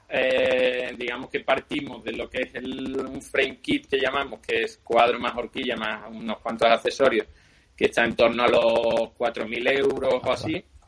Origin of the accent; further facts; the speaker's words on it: Seville, Andalusia, Spain; now in A Coruña, Spain; notaréis por mi acento que no soy, no soy de aquí de Galicia, soy de Sevilla